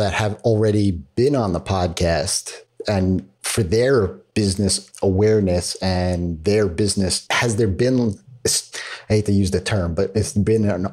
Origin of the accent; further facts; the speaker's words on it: New York, United States; as a New Yorker